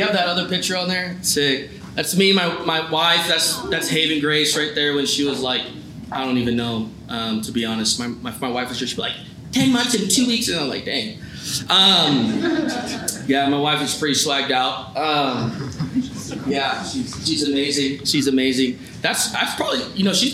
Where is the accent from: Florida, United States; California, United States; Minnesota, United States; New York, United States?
California, United States; Palm Springs; now in Fremont, United States; So I'm from California, and born and raised in Palm Springs, where they have the Coachella Fest.